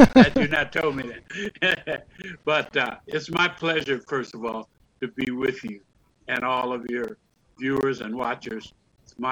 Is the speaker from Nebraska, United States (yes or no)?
yes; Omaha, Nebraska, United States; moved away; my hometown, Omaha, Nebraska, when I moved back in 2006